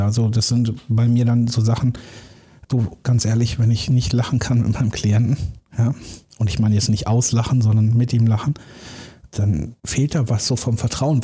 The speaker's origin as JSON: {"language": "German", "town": "Dortmund", "region": "North Rhine-Westphalia", "country": "Germany", "tie": "born or raised there", "said": "ich bin ja im Ruhrgebiet geboren, so Dortmunder Jung"}